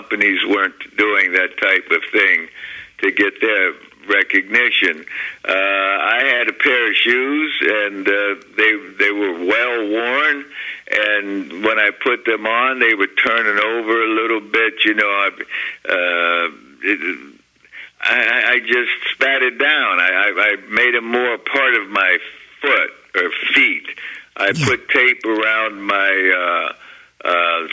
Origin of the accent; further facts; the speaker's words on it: Beaver Falls, Pennsylvania, United States; my hometown of Beaver Falls, Pennsylvania